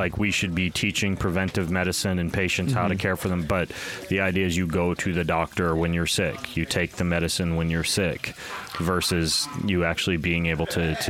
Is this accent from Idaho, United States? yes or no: yes; Lewiston, Idaho, United States; I grew up in Lewiston, Idaho, and I was homeschooled